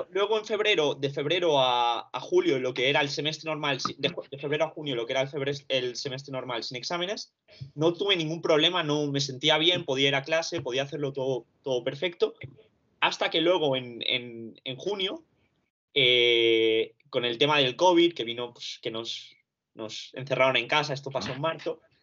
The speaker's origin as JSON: {"language": "Spanish", "town": "Barcelona", "region": "Catalonia", "country": "Spain", "tie": "born or raised there", "also_born_or_lived": "Romania", "lives_now": "London, United Kingdom", "said": "Yo soy de Rumanía, vine aquí cuando tenía dos años con mis padres"}